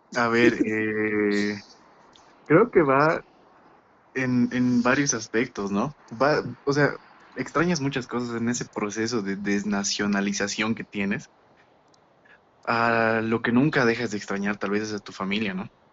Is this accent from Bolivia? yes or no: yes; Bolivia; moved away; soy boliviano porque lo dice un papel y porque he nacido en determinado lugar